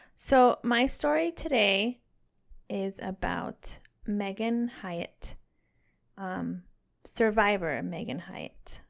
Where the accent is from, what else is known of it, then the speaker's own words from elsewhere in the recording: Northern California, United States; I'm from Northern California